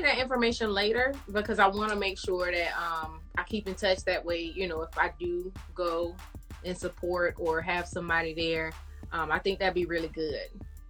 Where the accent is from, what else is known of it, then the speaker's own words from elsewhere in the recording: Florida, United States; now in Georgia, United States; I'm in Georgia, but I come from Florida.